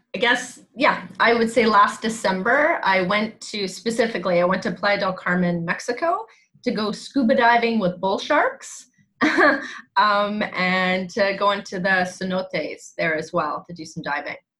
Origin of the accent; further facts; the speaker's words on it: Langley, British Columbia, Canada; born and raised actually in Langley, BC